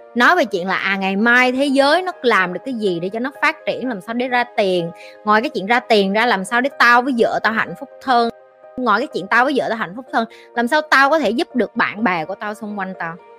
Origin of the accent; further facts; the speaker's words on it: Vietnam; first language Vietnamese; chị là người Việt Nam